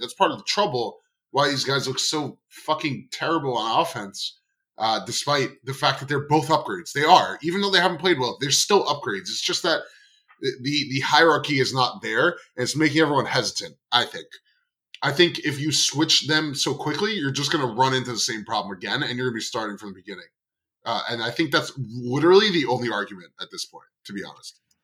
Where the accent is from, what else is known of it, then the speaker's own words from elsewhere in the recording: Long Island, New York, United States; now in Queens, United States; I grew up on Long Island